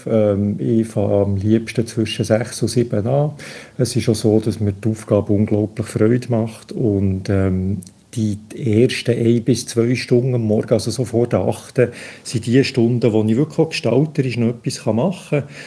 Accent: Bern, Switzerland; dass ich als Berner, der etwa halb so schnell reden, deutlich mehr Zeit werde brauchen

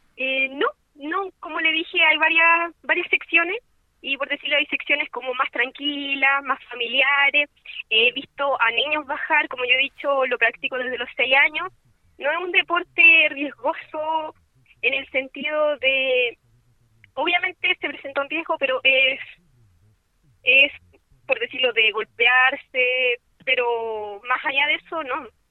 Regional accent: San Fabián, Ñuble, Chile; moved away; aunque soy de San Fabián

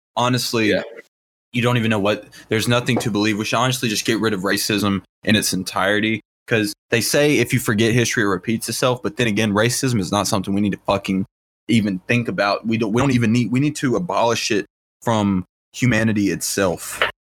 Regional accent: the South, United States; we're from the South

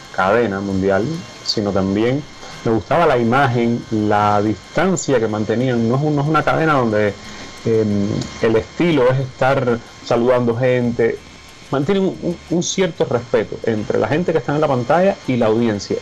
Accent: Cuba; moved away as an adult; como muchos cubanos jóvenes, eh, me quería ir de Cuba

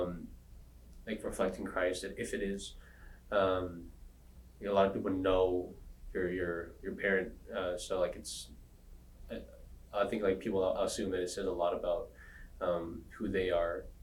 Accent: San Antonio, Texas, United States; moved away as an adult; also born or lived in San Diego, California / Fremont, California; now in Los Angeles, United States; I grew up in San Antonio, Texas, where I wasn't born there. I was born in San Diego, but I have lived over 15, 16 years in San Antonio

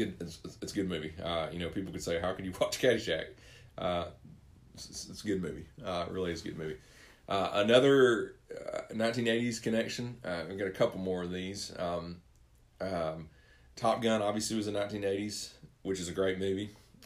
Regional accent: Atlanta, Georgia, United States; also born or lived in the South; I was born in Atlanta. You know, I've lived in the South the majority of my life.

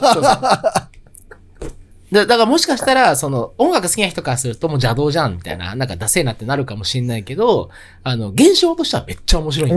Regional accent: Tokyo, Japan; 東京生まれ、東京育ち

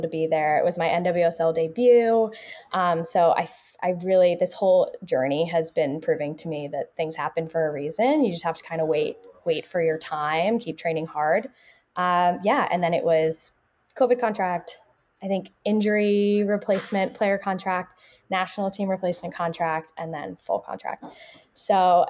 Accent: Philadelphia, Pennsylvania, United States; moved away; I'm from Philadelphia

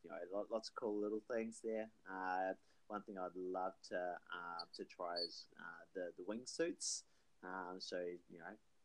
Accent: New Zealand; also born or lived in Australia; It's the original base from being New Zealand, being in Australia for a while, but traveling all over the world for a while there as well.

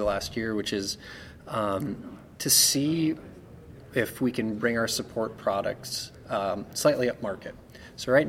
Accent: Northeast, United States; moved away; I'm from the Northeast, so it's like kind of nice to be back in the Northeast and have seasons.

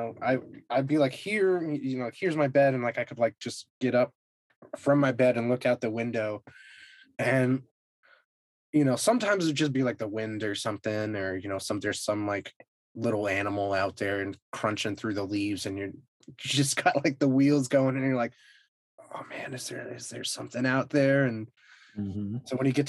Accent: New England, United States; now in Texas, United States; I grew up in New England and I live in Texas now.

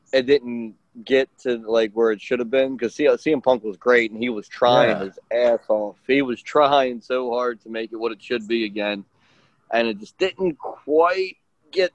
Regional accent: Baltimore, Maryland, United States; I grew up in Baltimore, Maryland, in the United States

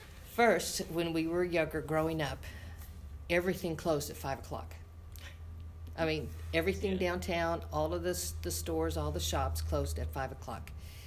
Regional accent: Kirbyville, Missouri, United States; I grew up here in the Branson area, a little bitty town 5 miles outside of Branson called Kirbyville. But I went to Branson High School after finishing grade school at Kirbyville. I worked here in the area, as did most all of my family

